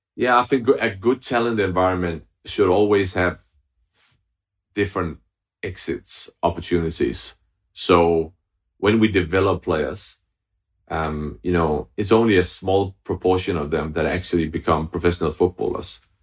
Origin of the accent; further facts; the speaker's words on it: Denmark; moved away as an adult; now in London, United Kingdom; I'm originally from Denmark, but I, I, I lived in London for the past ten years.